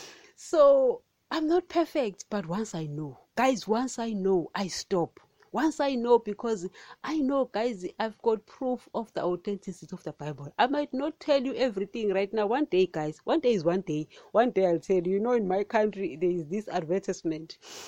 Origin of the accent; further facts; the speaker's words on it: Nigeria; You know, I'm a Nigerian today.